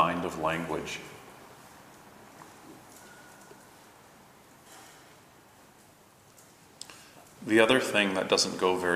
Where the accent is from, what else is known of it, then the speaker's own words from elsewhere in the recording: Toronto, Ontario, Canada; I grew up in Toronto and grew up cycling and not in a car